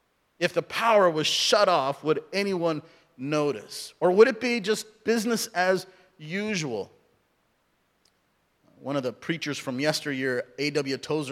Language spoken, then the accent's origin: English; Southern California, United States; also born or lived in India; now in Oregon, United States; I grew up in Southern California, as many of you know. I was born in India, raised in Southern California. And so we didn't have snow